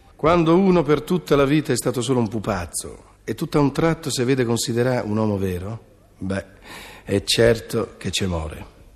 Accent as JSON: {"language": "Italian", "town": "Milan", "region": "Lombardy", "country": "Italy", "said": "sono di Milano"}